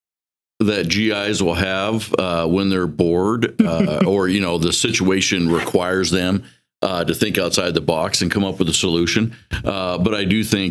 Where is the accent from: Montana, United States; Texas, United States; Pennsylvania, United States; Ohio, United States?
Montana, United States; Miles City; moved away as an adult; grew up in Miles City, graduated from there